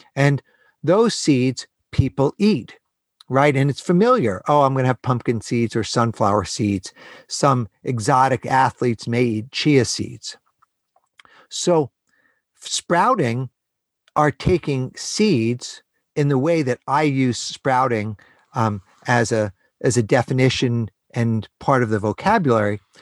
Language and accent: English; New York City, New York, United States; I was born and raised in New York City.